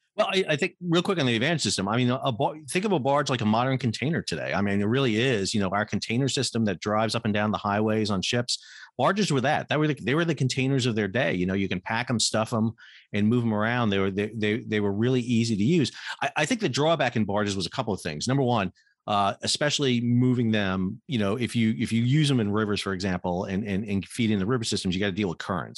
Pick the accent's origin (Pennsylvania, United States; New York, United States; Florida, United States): New York, United States; New York City; moved away; I grew up in New York City